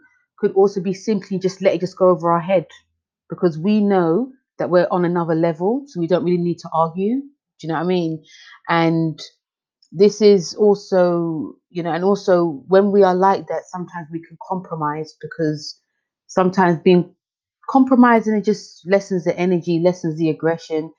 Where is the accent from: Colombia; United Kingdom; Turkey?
United Kingdom; London; I'm from London